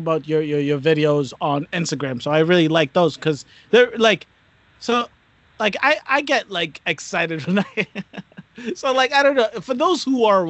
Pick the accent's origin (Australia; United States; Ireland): United States; Newton, Massachusetts; also born or lived in South Africa; moved here when I was six, been here ever since, grew up in Newton, Mass.